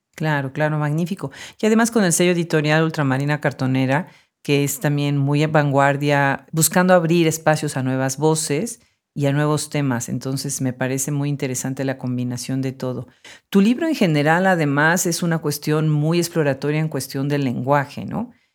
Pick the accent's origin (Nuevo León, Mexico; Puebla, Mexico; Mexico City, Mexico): Puebla, Mexico; now in Austin, United States; en Puebla, mi ciudad natal